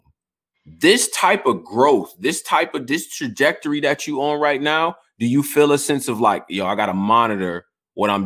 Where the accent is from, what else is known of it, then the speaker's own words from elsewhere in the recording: Rochester, United States; I'm from Rochester.